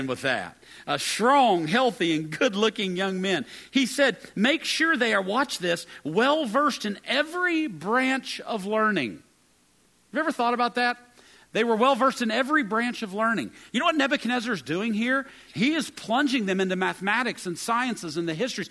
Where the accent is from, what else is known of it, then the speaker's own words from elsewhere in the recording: West Virginia, United States; moved away as an adult; I arrived there from the hills of West Virginia.